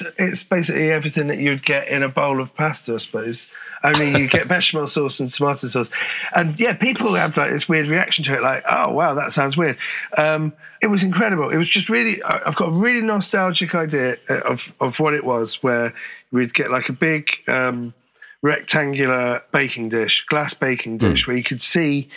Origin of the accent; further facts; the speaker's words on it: St Albans, East of England, United Kingdom; moved away as an adult; also born or lived in Finsbury Park, London; now in Holloway, London, United Kingdom; I grew up in Finsbury Park until I was about 7 or 8. And then we moved to St. Albans.